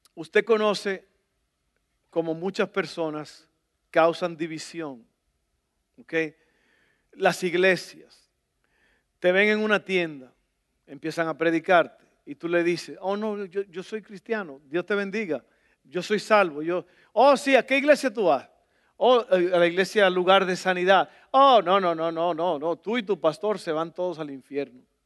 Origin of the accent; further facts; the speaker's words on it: El Salvador; moved away; Yo soy del Salvador